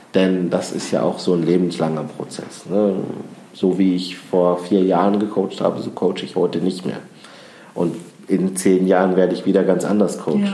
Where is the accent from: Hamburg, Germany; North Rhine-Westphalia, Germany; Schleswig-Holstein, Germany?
North Rhine-Westphalia, Germany; Düren; ich bin ja in Düren im Rheinland geboren